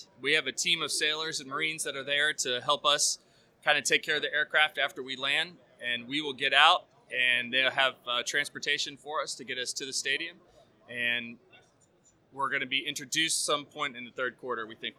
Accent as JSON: {"language": "English", "region": "Maryland", "country": "United States", "tie": "born or raised there", "moved": "as an adult", "lives_now": "Lemoore, United States", "said": "So I grew up in Maryland, but we are stationed in California."}